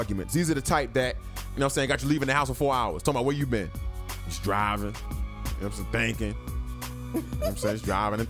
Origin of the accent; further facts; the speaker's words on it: New York, United States; moved away; we're from New York